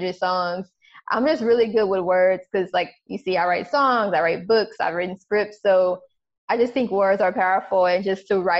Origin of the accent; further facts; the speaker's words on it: United States; being an American